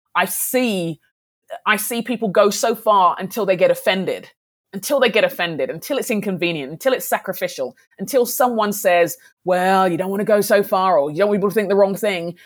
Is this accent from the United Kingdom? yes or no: yes; United Kingdom; I'm a black Brit, I'm a Nigerian Brit